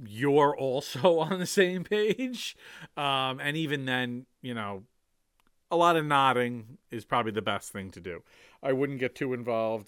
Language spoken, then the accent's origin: English; New York City area, United States; moved away; also born or lived in Manhattan, New York; having lived in, in Manhattan, growing up outside of Manhattan